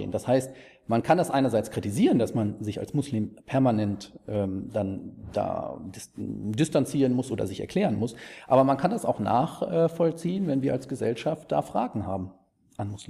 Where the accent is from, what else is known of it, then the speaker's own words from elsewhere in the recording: East Germany, Germany; Es gibt, ich bin Ossi.